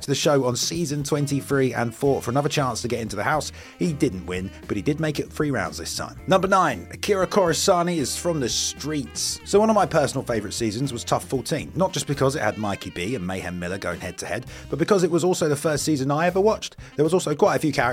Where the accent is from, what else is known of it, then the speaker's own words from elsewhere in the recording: England, United Kingdom; I am English